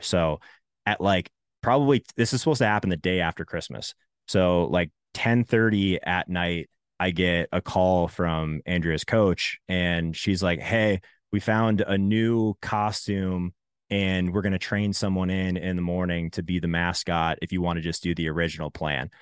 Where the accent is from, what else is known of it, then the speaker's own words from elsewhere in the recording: Arizona, United States; moved away as an adult; also born or lived in Canada; I grew up in Arizona till I was eighteen, also lived in three, for, in Canada for three years